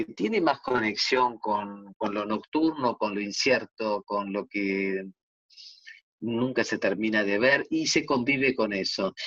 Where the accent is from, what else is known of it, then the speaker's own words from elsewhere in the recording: Argentina; somos argentinas